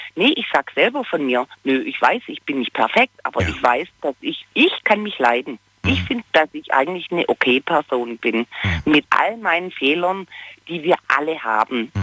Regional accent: Baden-Württemberg, Germany

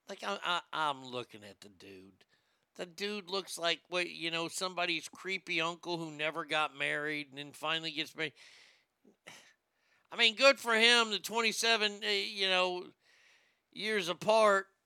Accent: India; Arnie, he, he's worth 50 million camels. I can say it because I'm Indian.

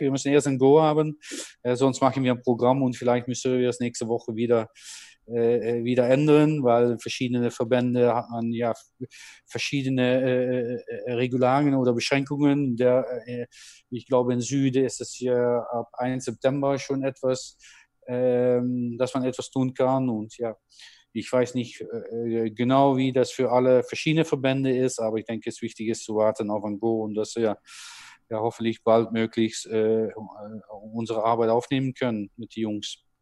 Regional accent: Netherlands; German is a second language; moved away as an adult; now in Germany; aus meinem Land, ne, aus meinem Geburtsland

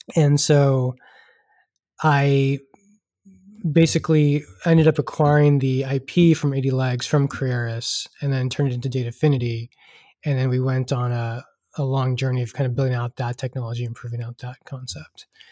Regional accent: Houston, Texas, United States; also born or lived in Pittsburgh; I am uh, born and raised in Texas, uh, originally from Houston

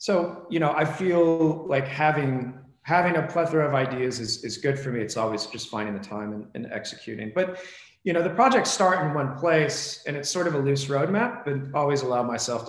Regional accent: Springfield, Missouri, United States; also born or lived in Los Angeles, United States / New York, United States; now in Phoenix, United States; trips back to my hometown in Springfield, Missouri

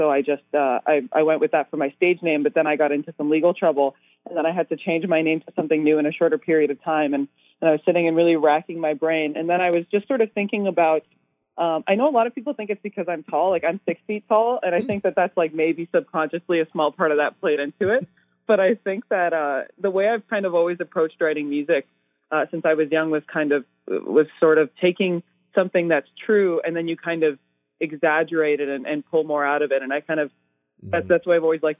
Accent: Edmonton, Alberta, Canada; also born or lived in Toronto; I'm from Edmonton, and most of the time I'm in Edmonton, but I've been living in Toronto kind of part time this year

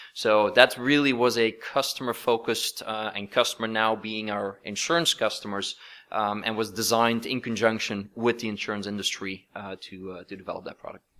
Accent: Belgium; moved away as an adult; now in Silicon Valley, United States; both my wife and I, uh, we're both from Belgium, but we've now been in, in Silicon Valley for more than twenty years

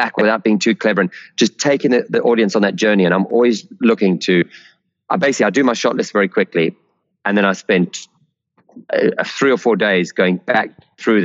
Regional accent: South Africa; growing up in South Africa, we had, you know, the A-Team and Airwolf and Dukes of Hazzard

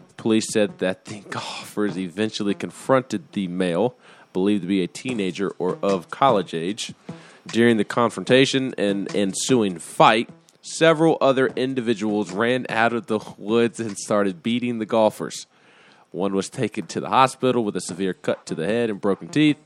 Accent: Huntsville, Alabama, United States; now in Tennessee, United States

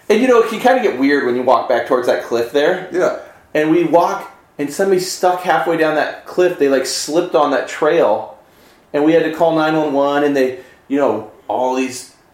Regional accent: Scottsdale, Arizona, United States; I grew up in Scottsdale

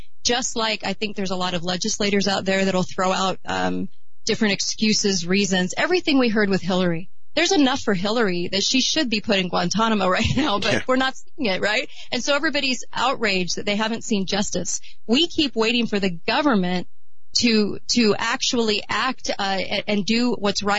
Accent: United States; As an American people

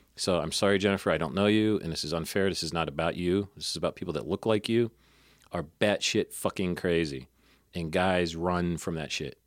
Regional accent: Northern Ohio, United States; I'm from Northern Ohio, but that's just Great Lakes

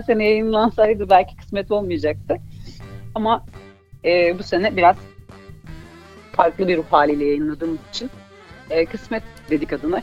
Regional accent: Malatya, Turkey; ben Malatyalıyım

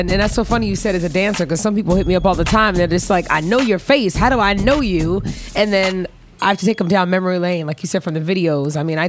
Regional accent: Los Angeles, California, United States; also born or lived in Van Nuys; I am born and raised in Los Angeles, California, if you want to be specific. I was born in Van Nuys, and I was raised in Sherman Oaks.

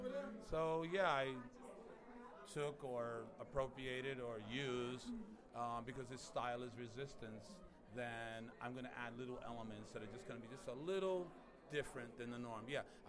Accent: New York City, New York, United States; Growing up in Harlem and seeing Harlem and going to churches and stuff, seeing my uncles and cousins dress up

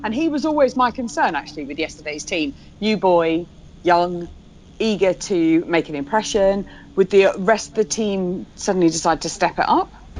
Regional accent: England, United Kingdom; we're English, not American

